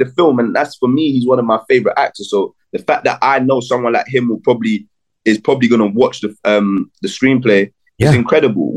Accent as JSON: {"language": "English", "country": "Jamaica", "said": "I'm Jamaican."}